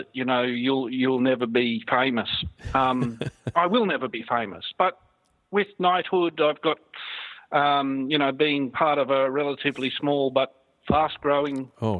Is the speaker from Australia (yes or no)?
yes; Australia; being an Aussie